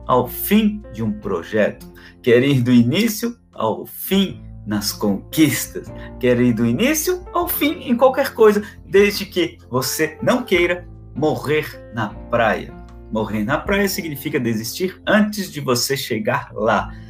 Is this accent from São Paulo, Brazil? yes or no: no; Florianópolis, Santa Catarina, Brazil; now in Balneário Camboriú, Brazil; Eu sou natural de Florianópolis, tá? Sou natural de Florianópolis